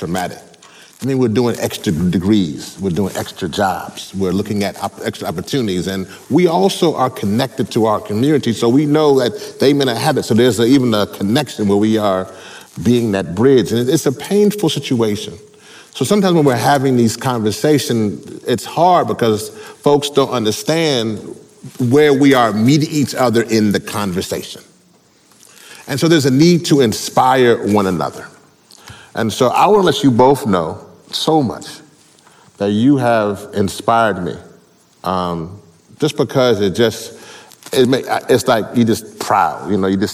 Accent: Louisiana, United States; I'm from Louisiana, my parents are all from Trinidad

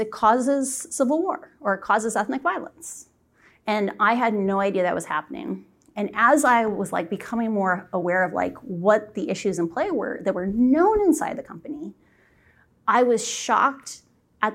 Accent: Iowa, United States; I'm a Midwesterner. I'm from Iowa, you know, Southern Canada

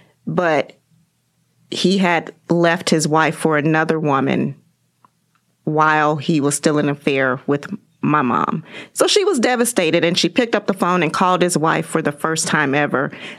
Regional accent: Kansas City, Kansas, United States; I grew up in Kansas City, Kansas.

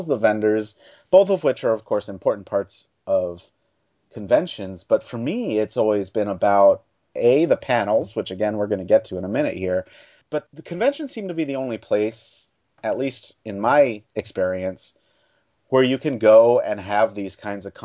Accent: Baltimore, Maryland, United States; I'm from Baltimore, Maryland.

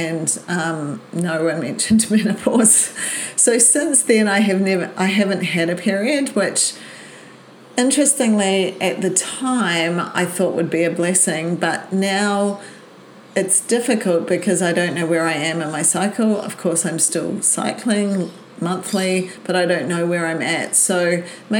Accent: New Zealand; moved away as an adult; now in Brisbane, Australia; Born in New Zealand and moved to Brisbane when I was 20

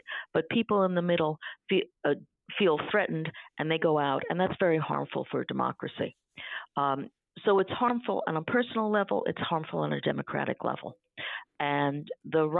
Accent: New York City, New York, United States; the apartment building I grew up in Manhattan

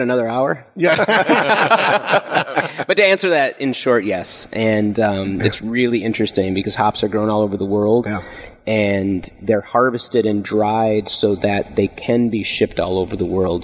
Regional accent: Minnesota, United States; moved away as an adult; now in California, United States; I came from the Midwest. There wasn't a big wine scene in Minnesota where I grew up

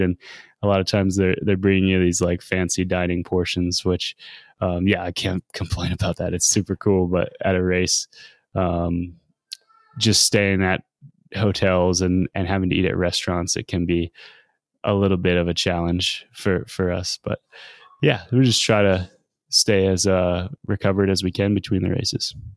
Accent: United States

